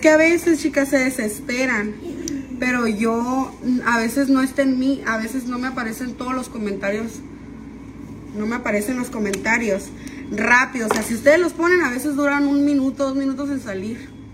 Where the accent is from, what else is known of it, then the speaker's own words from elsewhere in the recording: San Luis Río Colorado, Sonora, Mexico; yo soy de San Luis Río Colorado